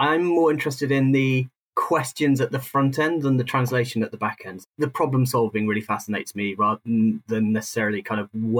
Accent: South East England, United Kingdom; I grew up outside London, but then when I moved into London, I spent most of my life south of the Thames

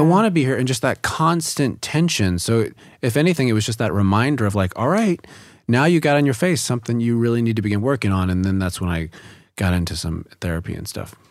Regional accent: the South, United States; growing up in the South.

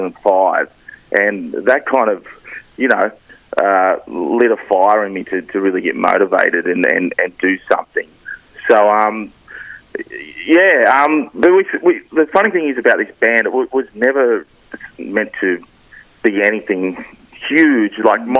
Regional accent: Narrabri, New South Wales, Australia; also born or lived in Newcastle; I grew up in Narrabri, so I'm a country boy

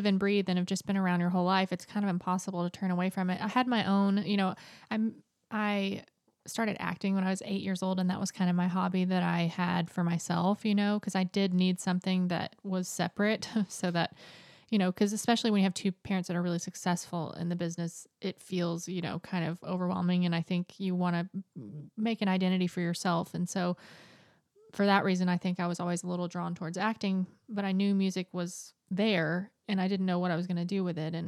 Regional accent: Nashville, Tennessee, United States; now in California, United States; I'm from Nashville, Tennessee. I now live in California

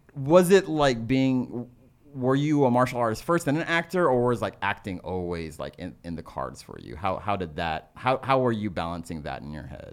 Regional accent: Texas, United States; me growing up in Texas

